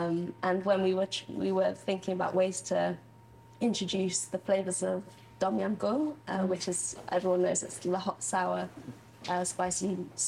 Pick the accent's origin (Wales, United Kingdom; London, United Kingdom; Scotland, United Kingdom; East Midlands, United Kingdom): East Midlands, United Kingdom; Nottingham; growing up in Nottingham.